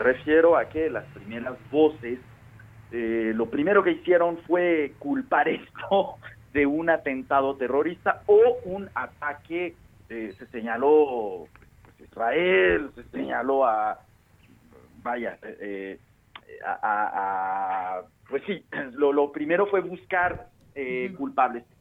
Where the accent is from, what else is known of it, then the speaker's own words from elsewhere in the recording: Mexico; nosotros como mexicanos